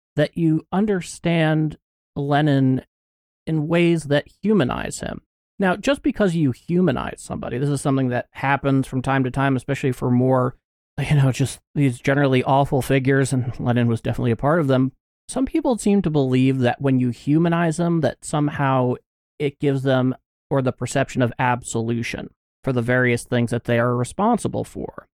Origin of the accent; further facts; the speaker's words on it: United States; I could not be more American